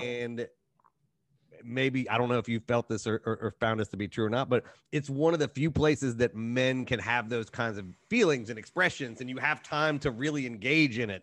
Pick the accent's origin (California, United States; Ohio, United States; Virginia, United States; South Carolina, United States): Ohio, United States; Cincinnati; moved away; my hometown baseball team